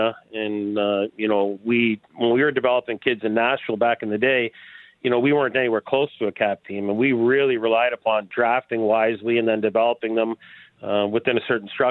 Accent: Ontario, Canada; I'm from Ontario

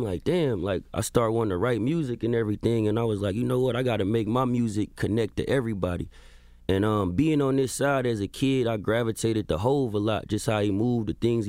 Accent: California, United States; So I'm from the Bay Area. The Bay Area.

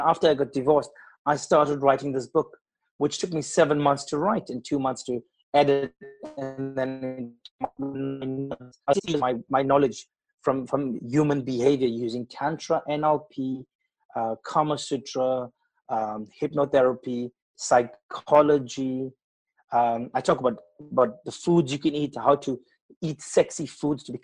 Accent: Durban, KwaZulu-Natal, South Africa; moved away as an adult; now in England; I was born in Durban.

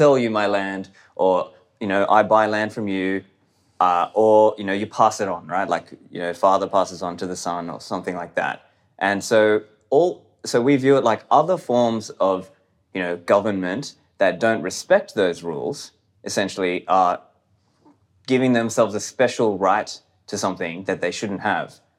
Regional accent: Australia; born or raised there; also born or lived in Sri Lanka

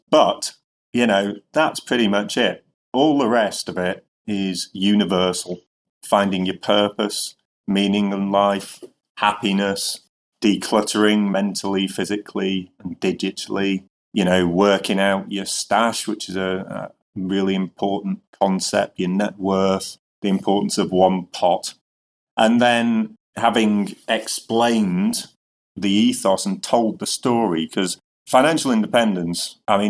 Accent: Northern England, United Kingdom; he was under the misapprehension, obviously, quite logically, that I was Scottish, even though I'm Northern English.

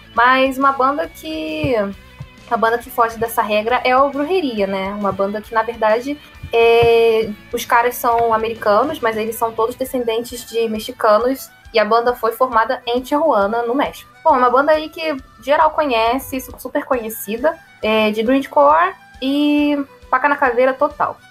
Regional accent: Rio de Janeiro, Brazil

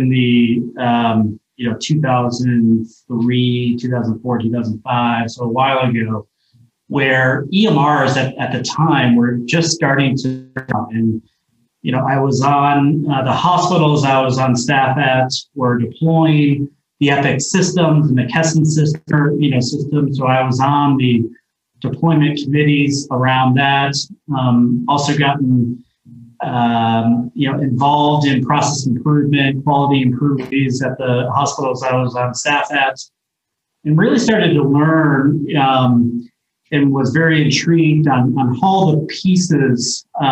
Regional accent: Ithaca/Binghamton area, upstate New York, United States; moved away as an adult; now in Boulder, United States; I grew up in upstate New York, about an hour south of Syracuse, in the Ithaca, Binghamton area

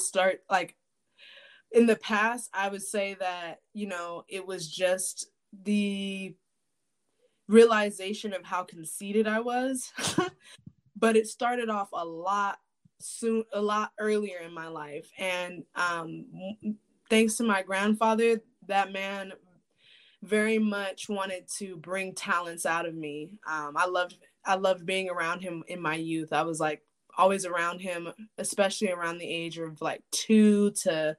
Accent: Shreveport, Louisiana, United States; also born or lived in San Diego, California; now in Phoenix, Arizona, United States; Born and raised in Shreveport, Louisiana

